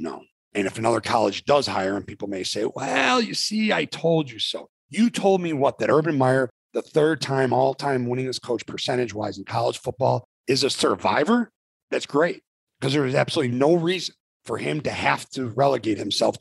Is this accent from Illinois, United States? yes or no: yes; Arlington Heights, Illinois, United States; We grew up together in Arlington Heights, Illinois